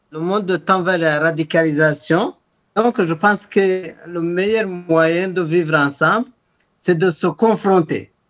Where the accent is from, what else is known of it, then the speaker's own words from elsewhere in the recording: Algeria; moved away as an adult; now in Canada; Je suis venu d'Algérie, j'ai fait des études en Algérie.